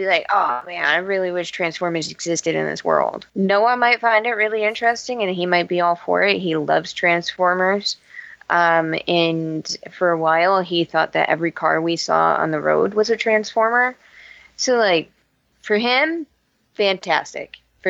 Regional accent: United States; It's how we Americans roll.

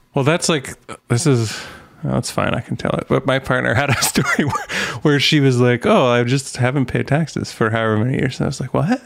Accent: Canada; I'm Canadian

